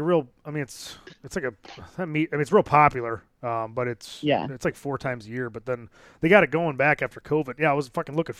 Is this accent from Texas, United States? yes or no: no; About an hour west of Chicago, Illinois, United States; About an hour west of Chicago.